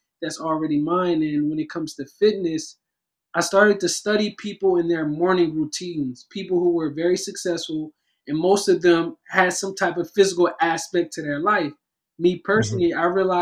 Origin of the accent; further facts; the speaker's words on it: Camden, New Jersey, United States; moved away as an adult; now in Los Angeles, United States; I'm from Camden, New Jersey, currently residing in Los Angeles, California